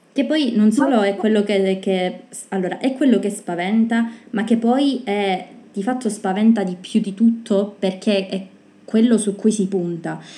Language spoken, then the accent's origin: Italian; Sicily, Italy; noi siamo siciliane